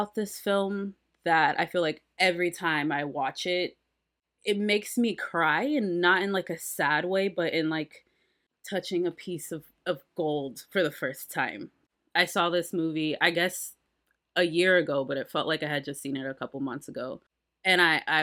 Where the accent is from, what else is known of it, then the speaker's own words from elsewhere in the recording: Kansas, United States; I grew up in Kansas. I was a little Kansas, not a farm girl, but I'm from Kansas